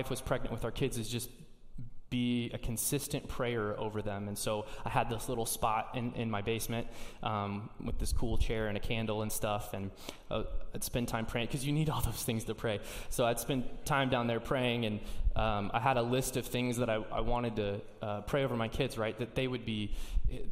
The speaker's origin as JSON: {"language": "English", "region": "Indiana", "country": "United States", "moved": "as an adult", "lives_now": "Seattle, United States", "said": "I'm from Indiana, dude. I just see cornfields"}